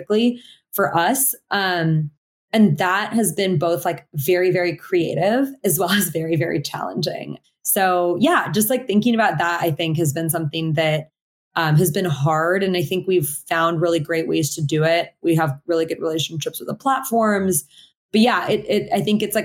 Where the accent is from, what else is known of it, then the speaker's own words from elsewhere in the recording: Portland, Oregon, United States; I grew up in Portland, Oregon, mostly in like predominantly Caucasian classrooms.